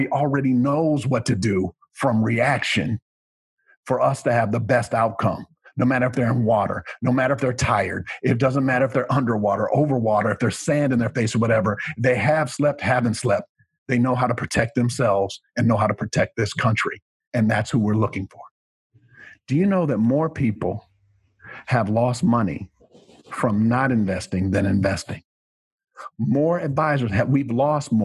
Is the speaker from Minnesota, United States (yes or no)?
yes; Rochester, Minnesota, United States; moved away; that's where I was born and raised in that area